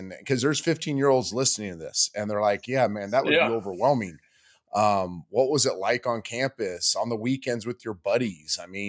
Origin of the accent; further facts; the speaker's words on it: California, United States; also born or lived in Texas; now in Southeast, United States; I can say that being a California kid. I've lived in Texas, been around Texas 6A football. Now that I'm in the Southeast